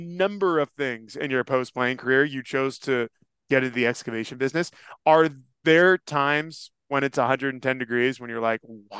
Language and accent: English; California, United States; Yeah, I'm from Northern California. You do not walk outside after sundown in t-shirts and flip-flops.